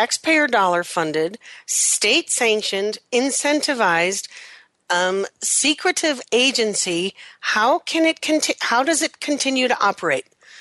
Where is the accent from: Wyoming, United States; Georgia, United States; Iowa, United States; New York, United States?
Wyoming, United States; I always pronounce it coyote growing up in Wyoming